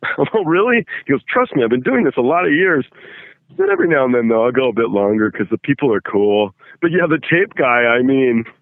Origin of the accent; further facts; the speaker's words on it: England, United Kingdom; now in Los Angeles, United States; I was born in England